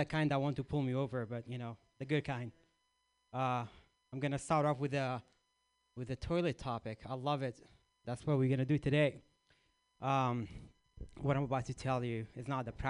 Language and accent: English; Iraq; moved away; I grew up in Iraq